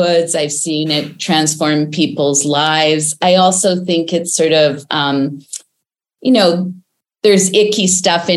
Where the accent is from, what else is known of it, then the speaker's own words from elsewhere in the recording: Winnipeg, Manitoba, Canada; I grew up in Winnipeg, Canada